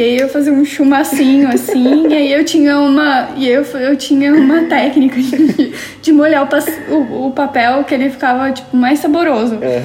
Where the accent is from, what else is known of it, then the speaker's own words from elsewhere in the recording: São Paulo, Brazil; São Paulo. Uhum. Minha família, desde, acho que faz um tempinho, que é do Jaraguá